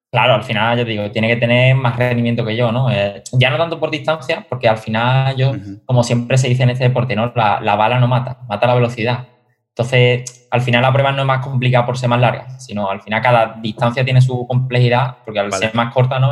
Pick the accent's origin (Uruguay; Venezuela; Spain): Spain; Seville, Andalusia; el triatlón de aquí de mi ciudad, yo soy de Sevilla